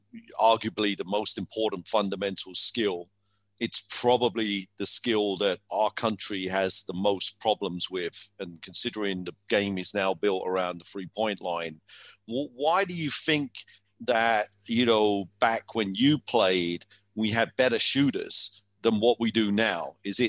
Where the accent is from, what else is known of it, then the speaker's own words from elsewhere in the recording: England, United Kingdom; I was English.